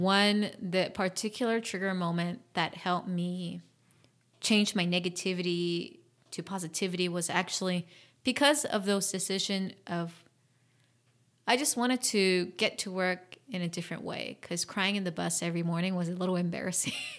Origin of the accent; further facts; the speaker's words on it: South Korea; moved away; also born or lived in Washington, D.C., United States / Fairfax, Virginia, United States; I grew up in Korea